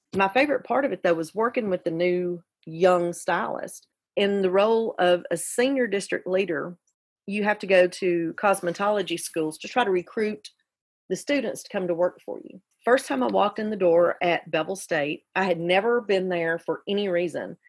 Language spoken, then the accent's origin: English; Carbon Hill, Alabama, United States; also born or lived in Graysville; I ended up growing up with my mother and her parents in Carbon Hill.